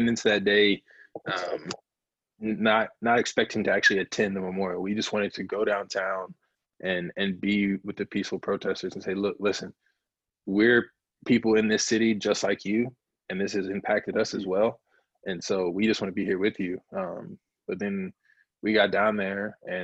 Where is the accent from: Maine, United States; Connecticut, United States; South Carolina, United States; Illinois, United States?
South Carolina, United States; now in Minnesota, United States; growing up in South Carolina and living in North Carolina